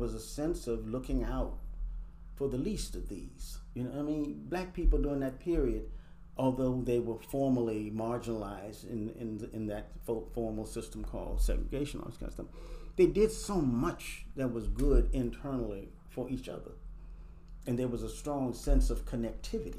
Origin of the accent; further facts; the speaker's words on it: Washington, District of Columbia, United States; I grew up in Northeast Washington, D.C.